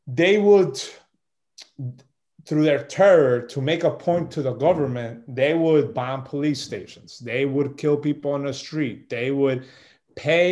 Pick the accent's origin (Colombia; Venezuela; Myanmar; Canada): Colombia; 1980, I was born in Colombia, 1980, December 3rd